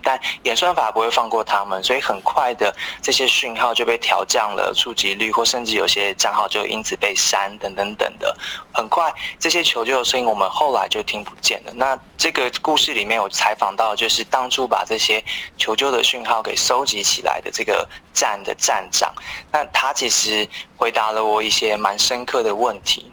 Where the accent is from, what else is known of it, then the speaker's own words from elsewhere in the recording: Taiwan; 我们都是台湾人